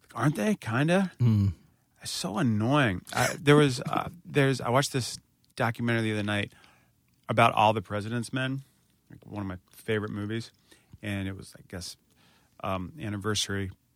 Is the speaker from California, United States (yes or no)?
no; Northern Virginia, United States; I'm from Northern Virginia